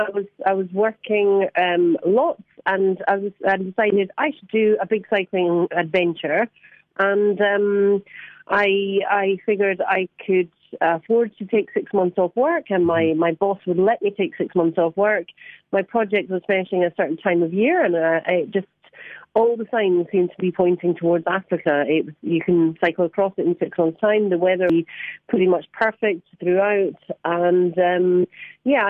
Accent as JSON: {"language": "English", "region": "Scotland", "country": "United Kingdom", "moved": "yes", "lives_now": "London, United Kingdom", "said": "I'm from Scotland. I do live in London, but I am from Scotland."}